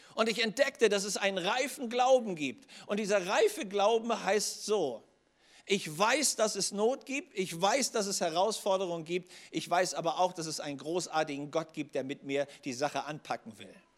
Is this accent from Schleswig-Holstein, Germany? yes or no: yes; Schleswig-Holstein, Germany; komme aus Schleswig-Holstein